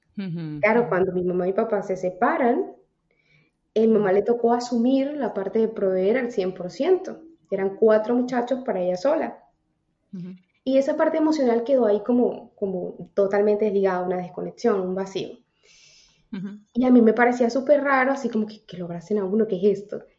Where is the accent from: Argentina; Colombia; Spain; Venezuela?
Venezuela; Táchira; moved away as an adult; now in New York, United States; soy de Venezuela, soy una venezolana en Nueva York.